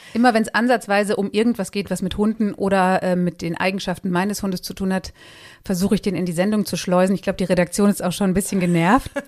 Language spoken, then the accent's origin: German; Marsberg, North Rhine-Westphalia, Germany; moved away as an adult; also born or lived in Paderborn / Cologne; now in Mainz, Germany; ich bin in Marsberg geboren, das ist im Sauerland